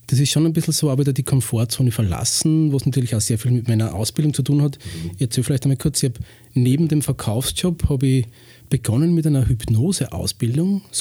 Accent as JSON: {"language": "German", "region": "Lower Austria", "country": "Austria", "tie": "born there", "said": "ich bin 46, bin ursprünglich im Waldviertel geboren und lebe schon seit 16 Jahren in Weinviertel."}